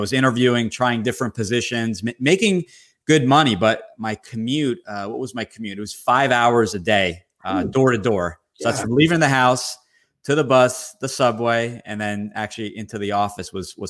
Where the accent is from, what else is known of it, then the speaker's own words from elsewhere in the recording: Somerset, New Jersey, United States; I was from originally from Somerset near New Brunswick, Rutgers University.